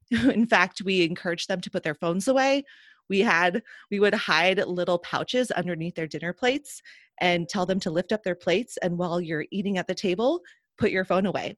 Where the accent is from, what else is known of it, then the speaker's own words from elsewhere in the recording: Seattle, Washington, United States; I grew up in Seattle